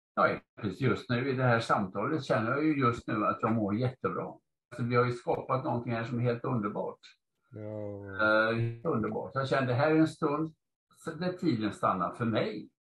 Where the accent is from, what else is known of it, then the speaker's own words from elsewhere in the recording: Gothenburg, Västra Götaland, Sweden; moved away; also born or lived in Stockholm; Jag är uppvuxen i Göteborg